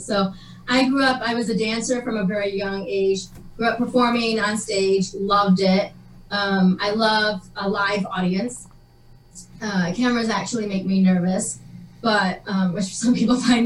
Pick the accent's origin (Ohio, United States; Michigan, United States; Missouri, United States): Michigan, United States; West; I grew up in Michigan, in West Michigan